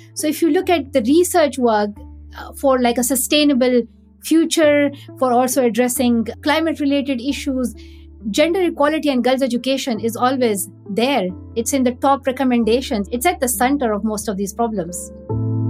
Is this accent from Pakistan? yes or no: yes; Pakistan; growing up in Pakistan